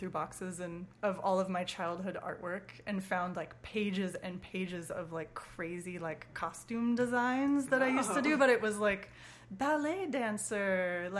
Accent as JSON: {"language": "English", "town": "Portland", "region": "Oregon", "country": "United States", "tie": "born or raised there", "also_born_or_lived": "Missoula", "moved": "as an adult", "said": "I was born in Portland, Oregon."}